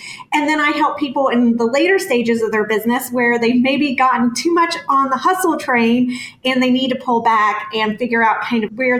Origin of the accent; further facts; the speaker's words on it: North Carolina, United States; moved away as an adult; now in San Diego, United States; And we've been in California for a little over 3 years now, but I'm originally from North Carolina